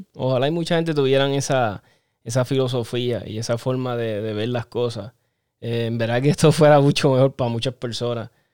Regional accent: Chicago, Illinois, United States; moved away; yo me crié en Chicago. Para los que no saben, yo me, yo nací en Chicago

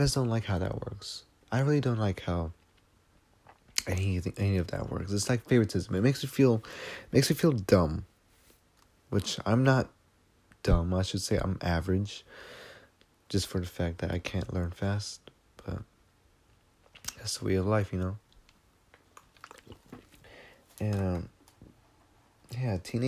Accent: United States; I'm American. I'm Mexican-American

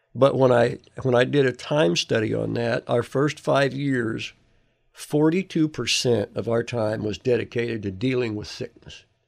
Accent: United States; moved away as an adult; I'm from America

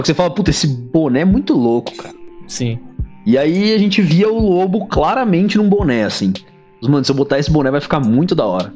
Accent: Campinas, São Paulo, Brazil; Eu sou de Campinas

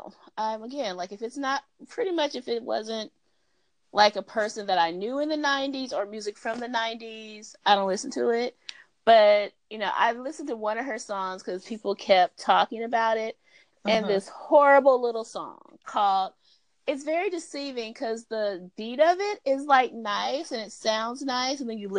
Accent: Atlanta, Georgia, United States; I'm from Atlanta. This is how we roll with our orange suit on.

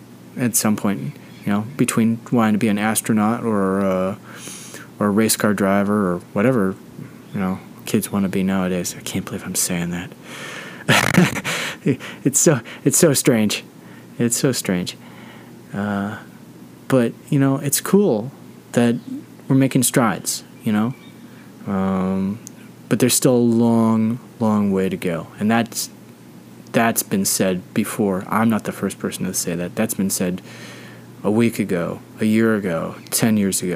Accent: United States; I'm an American

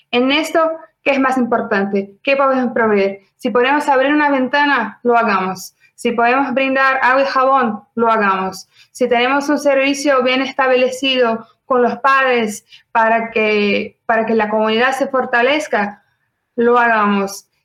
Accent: Brazil; Spanish is a second language; soy brasileña

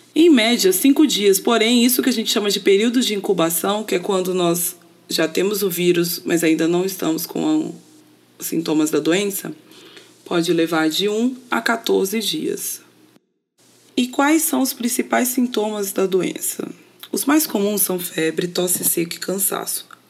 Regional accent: São Paulo, Brazil; now in Niterói, Brazil; sou paulistana, mas moro em Niterói, no Rio de Janeiro

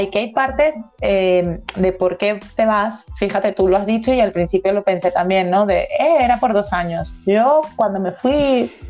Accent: Venezuela; moved away; tu identidad está formada porque eres venezolana. De hecho, nosotras conservamos nuestro acento

